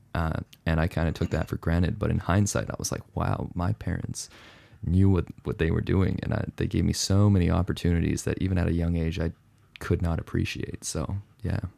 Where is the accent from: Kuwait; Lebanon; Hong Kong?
Hong Kong; moved away; also born or lived in Canada / United States / mainland China; I was born in Canada, raised in Hong Kong, lived in the U S for seven years.